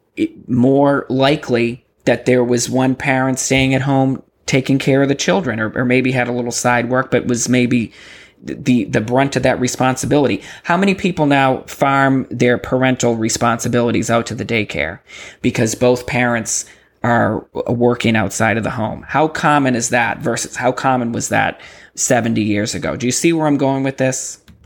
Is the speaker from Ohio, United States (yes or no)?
no; Massachusetts, United States; moved away as an adult; now in Texas, United States; I come from Massachusetts